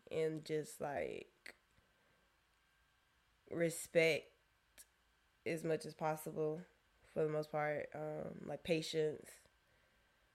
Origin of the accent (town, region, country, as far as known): Memphis, Tennessee, United States; born or raised there; also born or lived in Mississippi / Florida